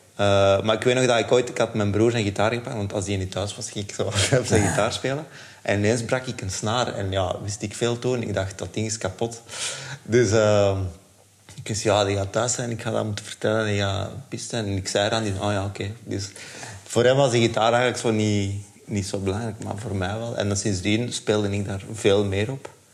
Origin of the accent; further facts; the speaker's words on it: Leuven, Flanders, Belgium; ik ben in Leuven opgegroeid.